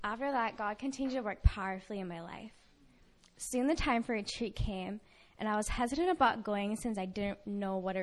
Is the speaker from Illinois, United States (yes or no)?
no; California, United States; I'm from California